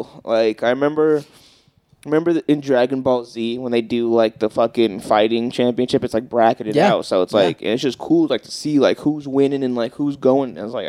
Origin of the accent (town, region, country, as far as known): United States